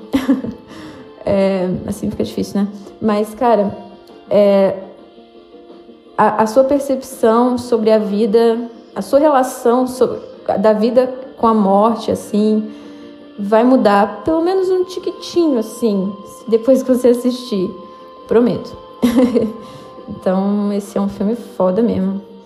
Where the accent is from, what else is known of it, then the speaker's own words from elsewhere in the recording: Juiz de Fora, Minas Gerais, Brazil; now in São Paulo, Brazil; eu sou de Juiz de Fora, uma cidade de Minas Gerais